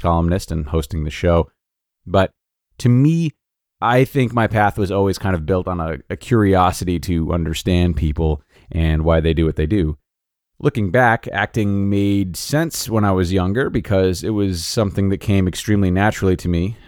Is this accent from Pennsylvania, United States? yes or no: no; Rhode Island, United States; moved away as an adult; also born or lived in Los Angeles; I am from Rhode Island